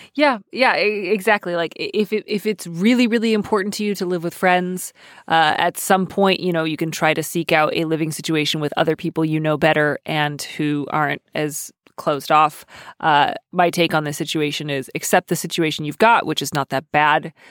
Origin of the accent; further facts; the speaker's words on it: Midwest, United States; I am Midwestern